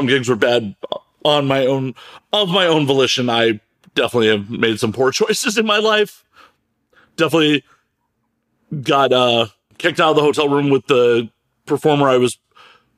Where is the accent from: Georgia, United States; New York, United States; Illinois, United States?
Illinois, United States; Chicago; moved away; I'm originally from Chicago